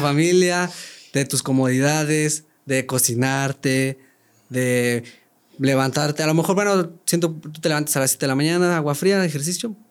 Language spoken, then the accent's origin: Spanish; San Luis de la Paz, Guanajuato, Mexico; also born or lived in Querétaro; Yo no soy de Querétaro, soy de San Luis de la Paz, Guanajuato